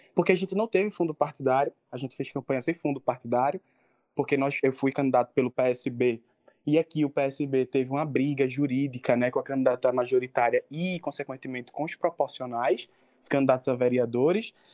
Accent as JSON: {"language": "Portuguese", "country": "Brazil", "tie": "born or raised there", "said": "na minha comunidade, que eu nasci e me criei no Alto São Miguel"}